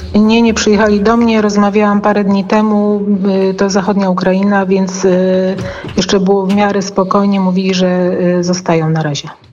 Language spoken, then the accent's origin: Polish; Poland; jesteśmy z Polski